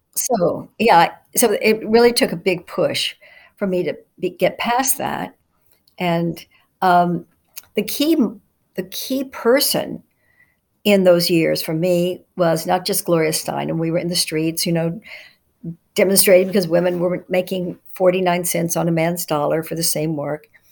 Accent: Dallas, Texas, United States; when I was growing up in Dallas, Texas, I was born in 1950

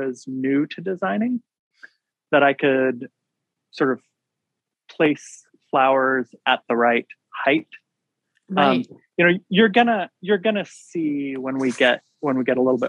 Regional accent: Washington, United States; moved away; I grew up in Washington State

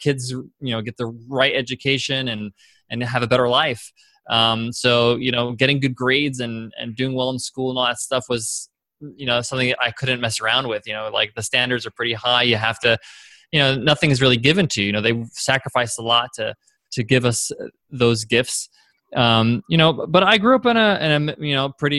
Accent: Long Island, New York, United States; I grew up in Long Island, New York is where I'm from

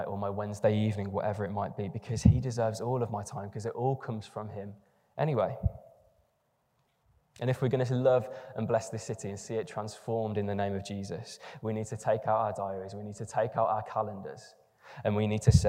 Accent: England, United Kingdom; if you're English in the room, I am as well

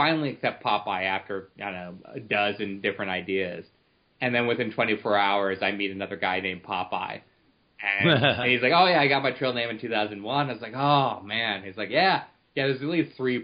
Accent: Cleveland, Ohio, United States; I come from Cleveland

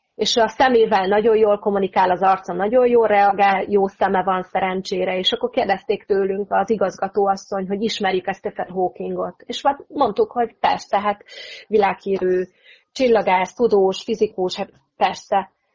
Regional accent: Hungary; moved away as an adult; now in England, United Kingdom; én igazából még mindig egy kicsit magyar vagyok

